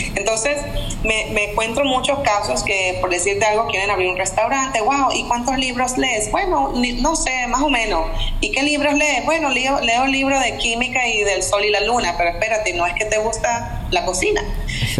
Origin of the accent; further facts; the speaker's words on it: Venezuela; moved away as an adult; now in North Carolina, United States; vengo de Venezuela, así como me dijiste, soy venezolana, vivo en Estados Unidos hace más de veinte años.